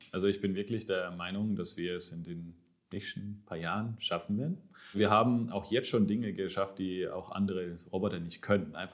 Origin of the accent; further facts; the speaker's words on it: Baden-Württemberg, Germany; Ich, ich bin Schwabe. Also